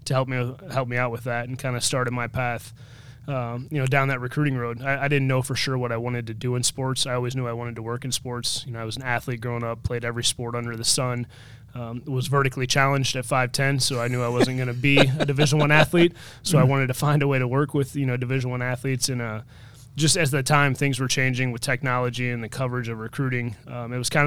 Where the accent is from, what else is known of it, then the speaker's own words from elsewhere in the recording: Decatur, Illinois, United States; moved away as an adult; also born or lived in Peoria, Illinois; now in Iowa, United States; I was born in Peoria, Illinois, raised in Decatur, Illinois, graduated high school in Decatur, Illinois